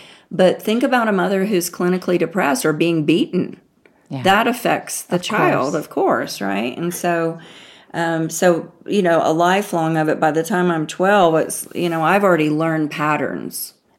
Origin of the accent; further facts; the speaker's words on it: the South, United States; She was a Yankee, my grandmother called, because, you know, I'm from the South.